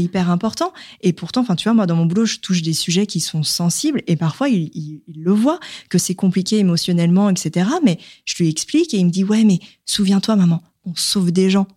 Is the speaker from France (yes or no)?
yes; the South, France; now in Paris, France; je suis originaire du Sud